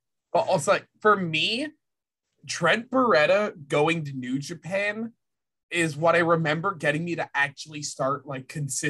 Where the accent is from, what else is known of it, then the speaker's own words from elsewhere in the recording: French part of Canada, Quebec, Canada; I'm Canadian. I need to point this out. I am from Canada. I'm from the French part of Canada, y'all.